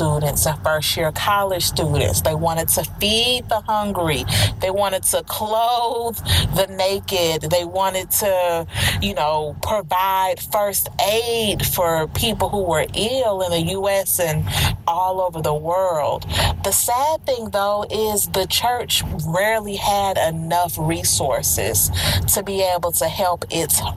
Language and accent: English; Houston, Texas, United States; moved away; also born or lived in Orlando, Florida; I moved from Orlando, Florida, the Central Florida area, to my hometown of where I am now, Houston, Texas